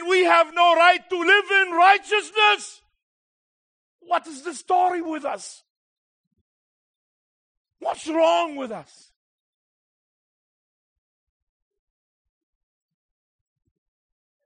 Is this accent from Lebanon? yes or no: yes; Beirut, Beirut Governorate, Lebanon; I was born in Beirut